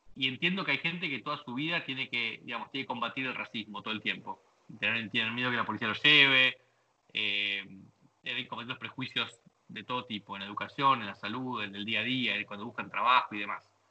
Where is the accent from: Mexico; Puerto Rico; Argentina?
Argentina; moved away as an adult; also born or lived in British Virgin Islands / Uruguay; now in United States; Somos muy soberbios argentinos